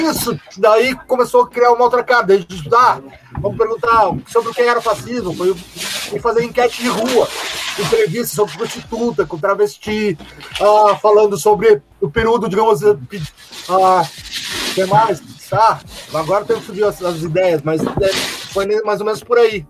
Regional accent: Caxias do Sul, Rio Grande do Sul, Brazil; sou de Tatuado de Caxias

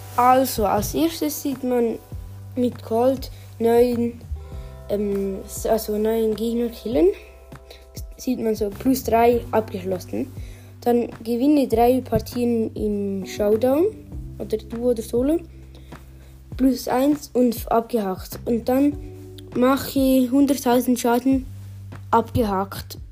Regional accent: Switzerland; bei uns in der Schweiz

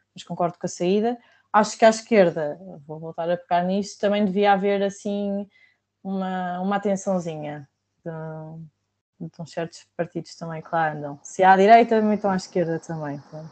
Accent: Viseu, Centro, Portugal; Viseu porque é o sítio onde eu cresci

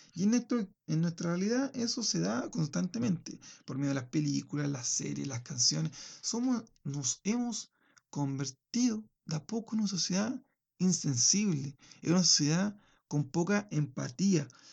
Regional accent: Chile; en el caso chileno, mi, nación

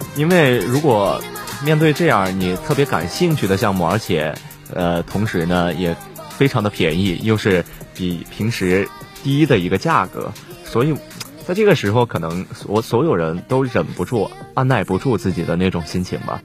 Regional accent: Northwest China, China; 我们西北人口味的奶茶

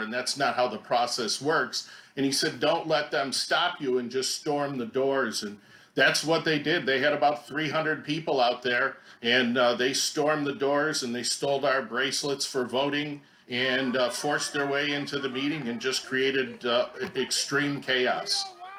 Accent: Buffalo, New York, United States; now in Nevada, United States; I'm from Buffalo

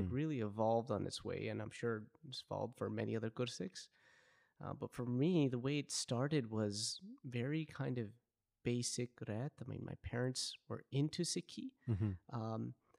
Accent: Vancouver, British Columbia, Canada; So like you had mentioned, I'm born and raised in Vancouver.

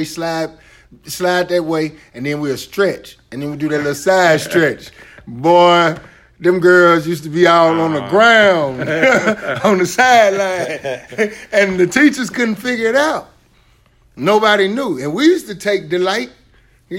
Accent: the South, United States; I'm a Southerner, too

